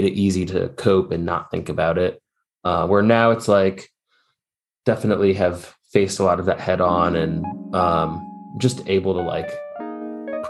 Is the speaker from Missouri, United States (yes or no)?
yes; St. Louis, Missouri, United States; now in Asheville, United States; I grew up in St. Louis, Missouri